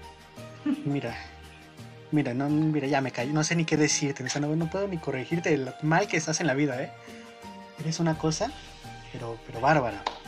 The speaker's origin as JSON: {"language": "Spanish", "country": "Mexico", "said": "yo soy el único que no, no queda como mexicano"}